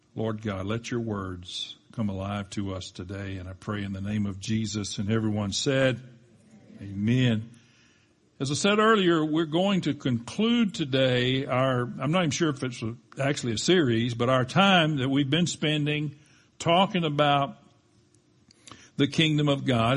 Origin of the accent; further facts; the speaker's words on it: United States; we definitely as American citizens